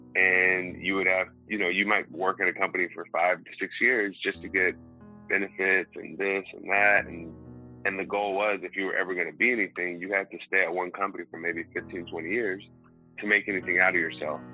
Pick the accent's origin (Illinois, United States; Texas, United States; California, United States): Texas, United States; Houston; I'm from Houston, Texas